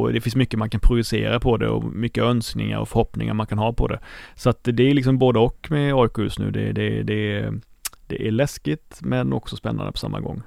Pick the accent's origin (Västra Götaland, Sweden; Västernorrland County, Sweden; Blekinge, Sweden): Blekinge, Sweden; jag kommer från Blekinge